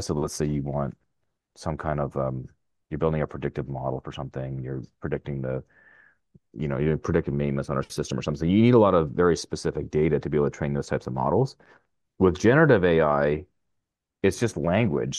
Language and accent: English; Ottawa, Ontario, Canada; also born or lived in Arnprior, Ontario / California; I'm from Ottawa. Uh, originally from Arm Ferrari, which is just, uh, west of here, but yeah, I'm, uh, I'm an Ottawa guy